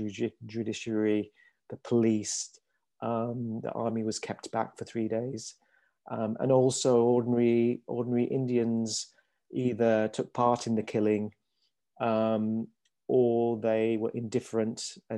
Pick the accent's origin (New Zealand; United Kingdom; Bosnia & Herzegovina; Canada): United Kingdom; Leeds, Yorkshire and the Humber; I was born in Leeds in Yorkshire, so I was brought up here